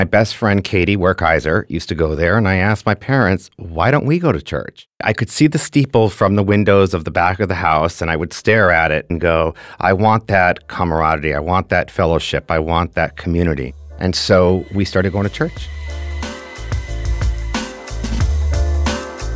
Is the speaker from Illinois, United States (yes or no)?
no; Glastonbury, Connecticut, United States; I'm from Glastonbury, Connecticut.